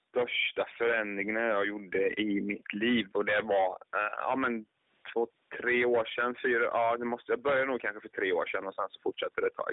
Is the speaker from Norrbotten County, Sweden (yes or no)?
no; Jönköping, Jönköping County, Sweden; now in Stockholm, Sweden; jag är född och uppvuxen i Jönköping, men till vardags nu så eh, lever jag i Stockholm